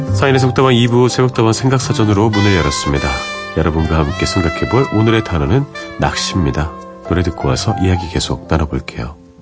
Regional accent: Seoul, South Korea; 저는 이제 서울에서 온 그런 초등학생이었고 제 동생도 서울에서 온 초등학생이었는데

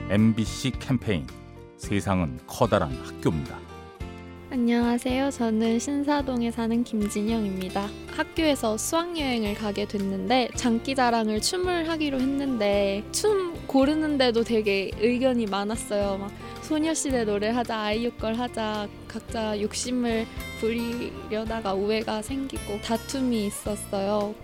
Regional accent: France; Korean is a second language; moved away as an adult; now in South Korea; 저는 프랑스에서 온

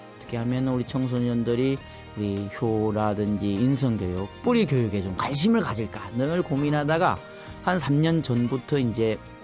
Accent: Cheonghak-dong, South Gyeongsang, South Korea; moved away as an adult; now in Cheorwon, South Korea; 청학동에는 제가 태어난 곳이 9 0 0곳입니다 해발.

